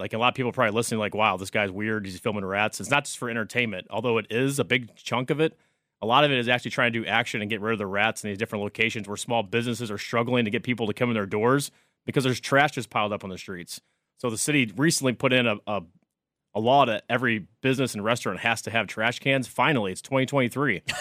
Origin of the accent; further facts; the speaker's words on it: St. Louis, Missouri, United States; also born or lived in Oklahoma; now in New York City, United States; I'm originally from Saint Louis, Missouri, moved to New York City